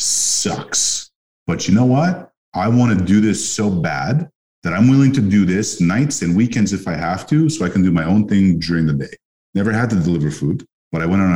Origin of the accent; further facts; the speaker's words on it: Montreal, Quebec, Canada; I grew up in Montreal, which is a city of immigrants